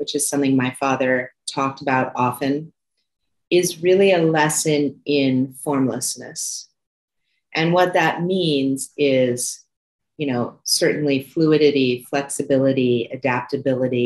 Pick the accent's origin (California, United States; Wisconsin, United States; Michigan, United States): California, United States; Santa Monica; I was born in Santa Monica, California.